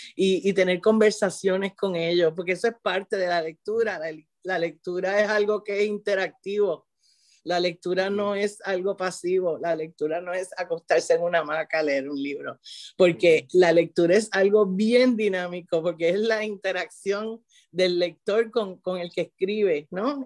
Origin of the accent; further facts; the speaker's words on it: Puerto Rico; moved away as an adult; also born or lived in San Juan, Puerto Rico; now in Florida, United States; yo vengo de Puerto Rico, siempre trabajo en, en, zonas urbanas. Y vengo de Puerto Rico de, de, de una escuela título 1, ¿verdad? En San Juan.